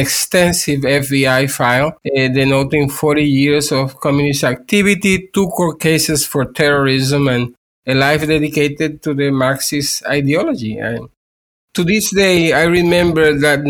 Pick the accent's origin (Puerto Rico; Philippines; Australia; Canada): Puerto Rico; I am from Puerto Rico, and I was born in the 1960s